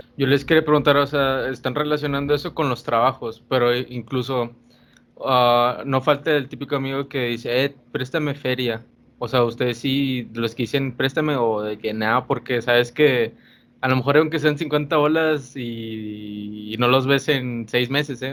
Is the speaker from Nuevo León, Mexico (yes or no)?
yes; Monterrey, Nuevo León, Mexico; nosotros que somos regios